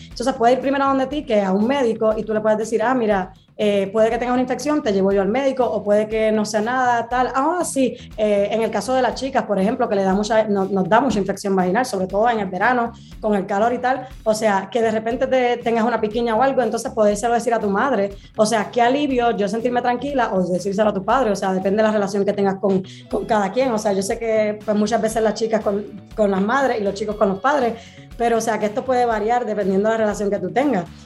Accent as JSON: {"language": "Spanish", "country": "Puerto Rico", "moved": "yes", "lives_now": "Madrid, Spain", "said": "estoy en Madrid, España, pero soy original de Puerto Rico"}